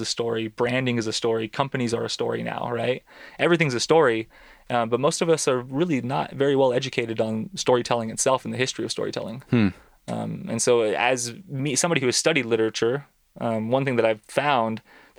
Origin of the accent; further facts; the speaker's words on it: San Joaquin Valley, California, United States; I grew up in the San Joaquin Valley, which is in central Southern California